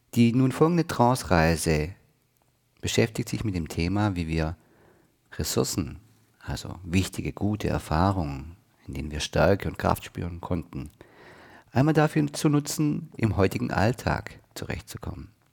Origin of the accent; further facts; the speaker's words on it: Pfuhl, Bavaria, Germany; in Pfuhl, meinem Heimatort, einem Vorort zu den Städten Neu-Ulm und Ulm